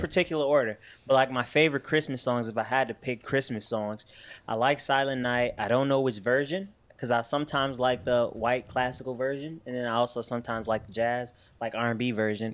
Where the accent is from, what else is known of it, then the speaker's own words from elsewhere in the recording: Chicago, Illinois, United States; growing up on Southside Chicago